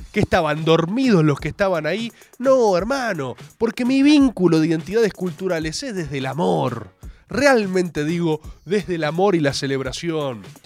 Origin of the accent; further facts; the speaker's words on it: Buenos Aires, Argentina; soy de Balvanera